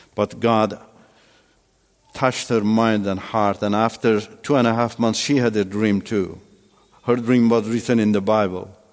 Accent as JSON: {"language": "English", "country": "Iran", "also_born_or_lived": "Turkey", "first_language": "Turkish", "second_language": "English", "moved": "as an adult"}